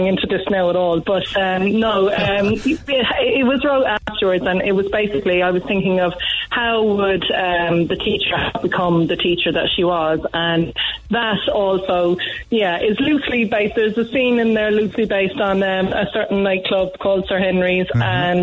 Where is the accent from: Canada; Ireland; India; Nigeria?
Ireland; Cork, Munster; I am not from Youghal. I'm from Douglas